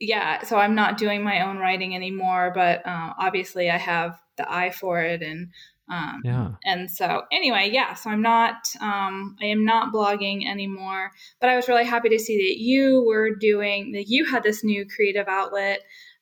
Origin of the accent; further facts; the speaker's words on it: New Hampshire, United States; now in Gainesville, United States; I'm not really from Florida. I'm originally from New Hampshire, which is why I say things properly like aunt and autumn.